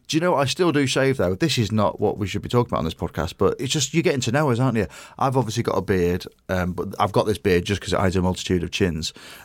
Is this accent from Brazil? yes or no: no; England, United Kingdom; England, we're both English. We both support England.